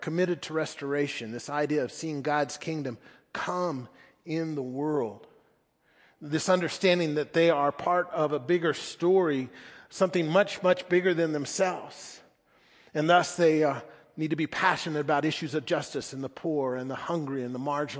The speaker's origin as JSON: {"language": "English", "country": "United States"}